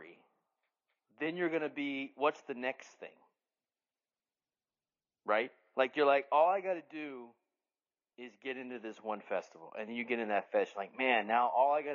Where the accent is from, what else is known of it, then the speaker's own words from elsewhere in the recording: Dallas, Texas, United States; my hometown of Dallas